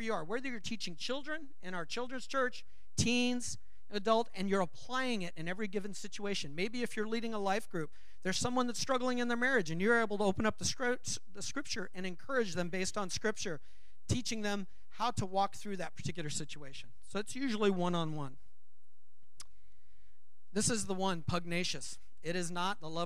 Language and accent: English; Los Angeles, California, United States; moved away; I grew up in Los Angeles. I learned to drive in Los Angeles